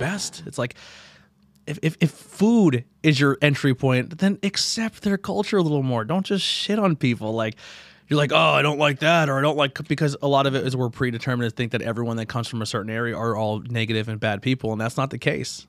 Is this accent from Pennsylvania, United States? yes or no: yes; Shenandoah, Pennsylvania, United States; also born or lived in Mount Carmel, Pennsylvania; I'm originally from Shenandoah